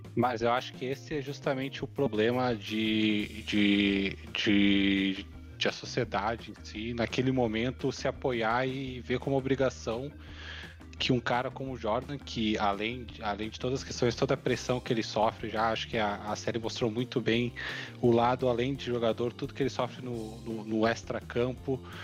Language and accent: Portuguese; Brazil